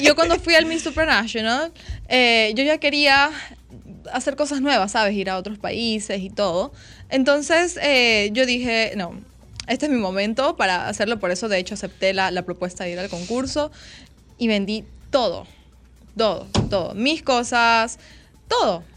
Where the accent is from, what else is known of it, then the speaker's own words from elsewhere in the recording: Ecuador; Yo soy de Ecuador.